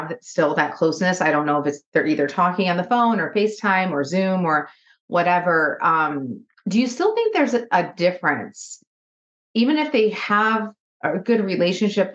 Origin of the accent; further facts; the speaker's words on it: Michigan, United States; moved away as an adult; also born or lived in Nashville, Tennessee; I'm from Michigan and lived in outside of Nashville, like I was mentioning, for 17 years.